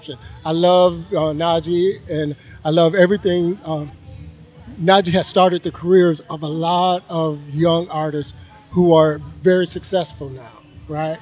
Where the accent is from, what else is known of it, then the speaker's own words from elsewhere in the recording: Michigan, United States; Originally, I'm from Michigan